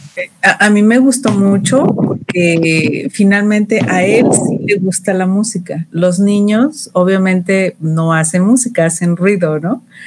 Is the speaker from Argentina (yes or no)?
no; Mexico City, Mexico; de la Ciudad de México, de la región Coyoacán Poniente.